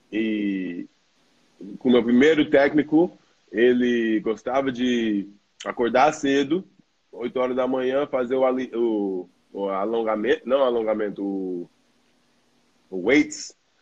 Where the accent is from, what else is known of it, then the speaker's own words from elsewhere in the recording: New York, United States; Portuguese is a second language; moved away as an adult; now in Australia; eu cresci em Nova York, uh, numa cultura brasileira, uh, frequentando uma igreja brasileira e comendo e falando português direto em casa